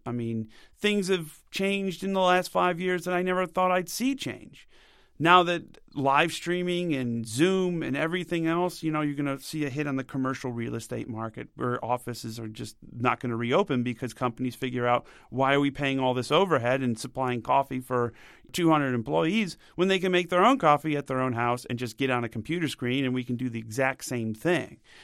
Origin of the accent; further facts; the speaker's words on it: United States; Being an American